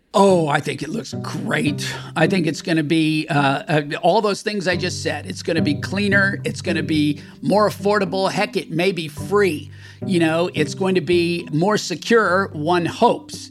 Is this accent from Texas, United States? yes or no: yes; Texas, United States; growing up in Texas